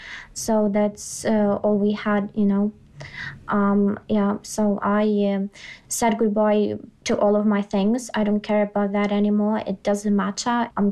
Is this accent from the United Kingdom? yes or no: no; Ukraine; moved away as an adult; also born or lived in Kyiv; We're almost like center north. And my hometown has been bombed twice by Belarus already.